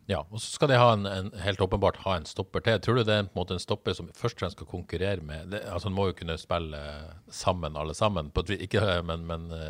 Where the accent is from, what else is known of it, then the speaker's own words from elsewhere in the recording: Bodø, Nordland, Norway; moved away; jeg er fra Bodø